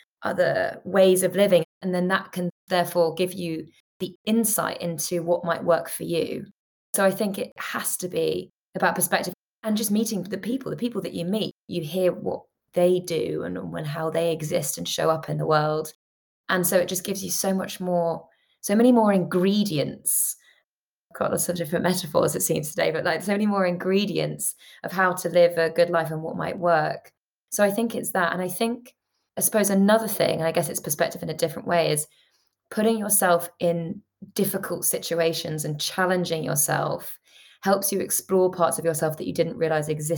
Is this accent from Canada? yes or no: no; London, United Kingdom; I grew up in London, and London can be such a bubble